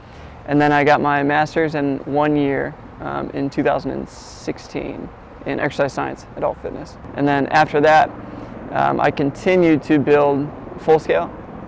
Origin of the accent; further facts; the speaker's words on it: Wauseon, Ohio, United States; I'm from Wausau, Ohio. It's Northwest Ohio, super small town. Like, we have a Walmart, that's about it.